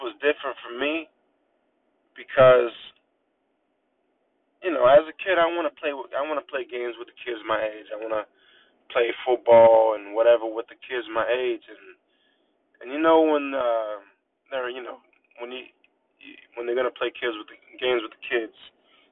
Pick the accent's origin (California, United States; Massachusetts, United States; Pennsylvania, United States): Massachusetts, United States; Natick; Growing up, I'm from Natick, Massachusetts